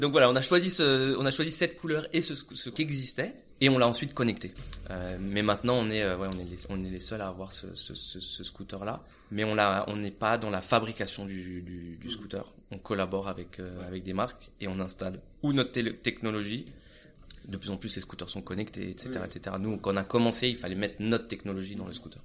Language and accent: French; France; moved away as an adult; also born or lived in Grenoble / Munich, Germany; now in Barcelona, Spain